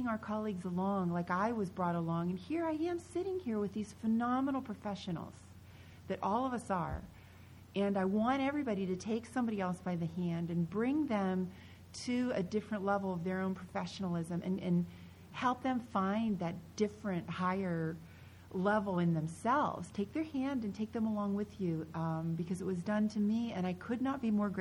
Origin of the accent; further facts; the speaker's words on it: Pennsylvania, United States; I grew up in Pennsylvania